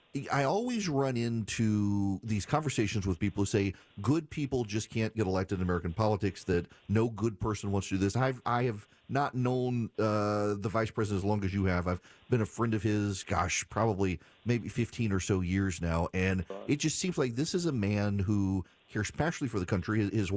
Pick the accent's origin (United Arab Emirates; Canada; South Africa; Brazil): United Arab Emirates; Dubai; now in United States; I grew up in Dubai, and it always strikes me how going around the world as a kid, everyone was just, loved the United States